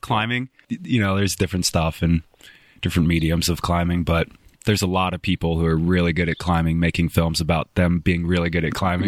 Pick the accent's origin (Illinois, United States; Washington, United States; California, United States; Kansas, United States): Washington, United States; Spokane; moved away as an adult; now in Bozeman, United States; growing up in Spokane from ten to eighteen, and then moving to Bozeman, eighteen to, I'm twenty-six now.